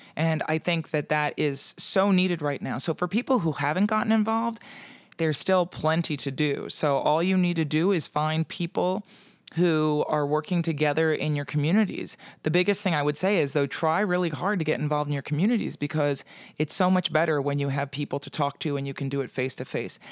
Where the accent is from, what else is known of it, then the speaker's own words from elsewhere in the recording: Pennsylvania, United States; moved away; I also have to go home to Pennsylvania during the holidays